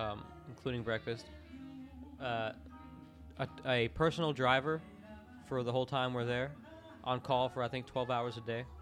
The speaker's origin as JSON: {"language": "English", "town": "Orlando", "region": "Florida", "country": "United States", "tie": "born or raised there", "said": "growing up in Orlando, like the home of the home of the fake shit"}